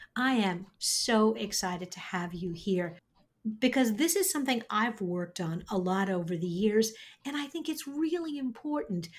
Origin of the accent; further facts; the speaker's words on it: New York, United States; accent: slightly nasal New York; I grew up in New York. I have a slightly nasal New York accent